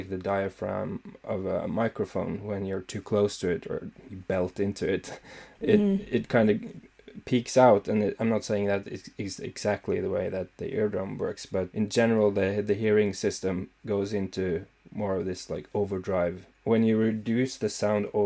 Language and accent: English; Scotland, United Kingdom; I'm Scottish.